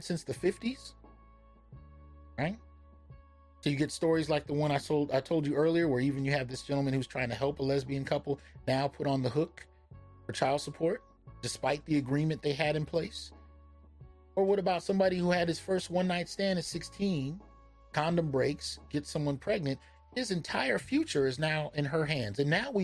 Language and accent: English; the Bay Area, California, United States; I grew up in the Bay